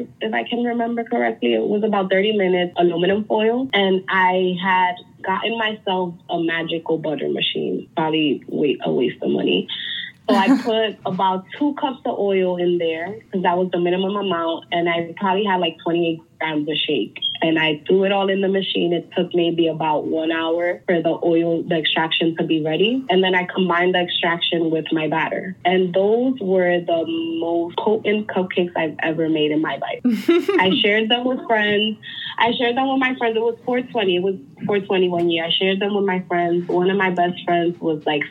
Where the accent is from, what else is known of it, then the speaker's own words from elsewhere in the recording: New York, United States; growing up in New York